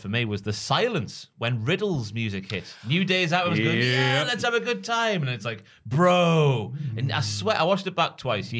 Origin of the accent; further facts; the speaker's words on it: Newcastle upon Tyne, North East England, United Kingdom; accent: Geordie; my Geordie accent.